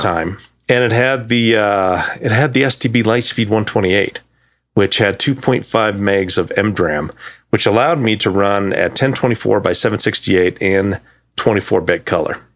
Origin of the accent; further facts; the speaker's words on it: Thermopolis, Wyoming, United States; moved away as an adult; I was born in a town called Thermopolis, Wyoming. Um, lived there up until eighteen.